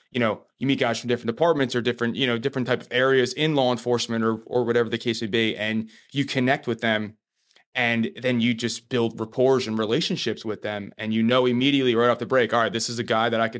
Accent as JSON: {"language": "English", "region": "New Jersey", "country": "United States", "said": "We're from"}